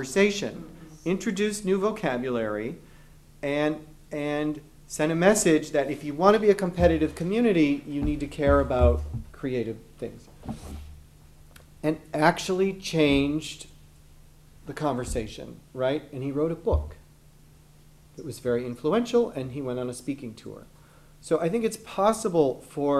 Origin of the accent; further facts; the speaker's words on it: Detroit, Michigan, United States; I grew up in Detroit.